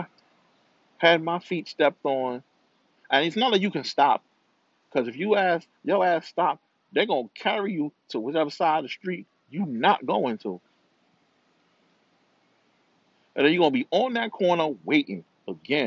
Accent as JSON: {"language": "English", "town": "New York City", "region": "New York", "country": "United States", "also_born_or_lived": "Rio de Janeiro, Brazil", "said": "I'm from New York. I'm from Brooklyn"}